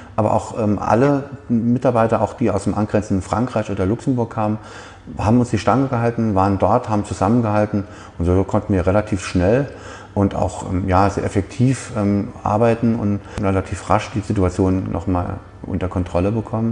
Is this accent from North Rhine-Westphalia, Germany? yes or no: no; Saarland, Germany; bei uns im Saarland, das sehr industriegeprägt ist